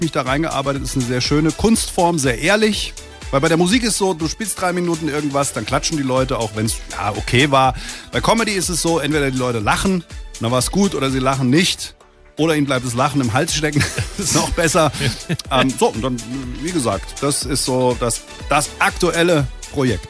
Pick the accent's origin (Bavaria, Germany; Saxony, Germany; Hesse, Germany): Hesse, Germany; Langen; also born or lived in Offenbach / Darmstadt / Ober-Hambach; Also aufgewachsen bin ich in Langen, habe in Darmstadt studiert